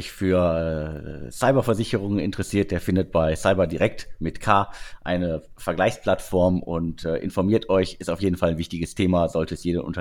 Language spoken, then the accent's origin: German; Germany; Wir Deutschen sind äh, generell skeptisch, gerade bei neuen Technologien.